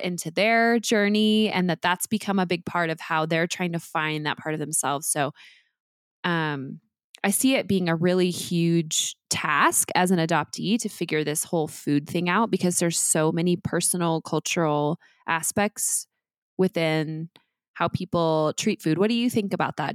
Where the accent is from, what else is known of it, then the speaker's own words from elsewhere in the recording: Midwest, United States; also born or lived in Oklahoma; I was raised in the Midwest and I actually was born in Oklahoma